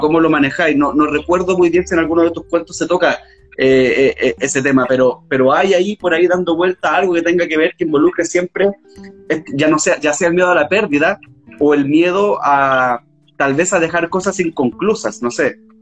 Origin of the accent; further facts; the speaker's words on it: Cerro Moreno, Antofagasta, Chile; yo crecí en Cerro Moreno, viví en Cerro Moreno también muchos años